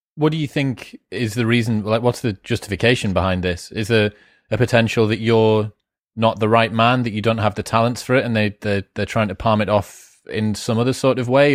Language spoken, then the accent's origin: English; Newcastle upon Tyne, North East England, United Kingdom; I grew up in Newcastle with the Geordie Shaw phenomenon